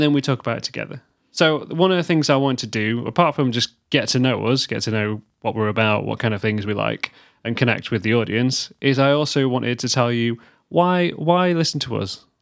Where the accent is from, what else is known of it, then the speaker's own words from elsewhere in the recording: United Kingdom; we're British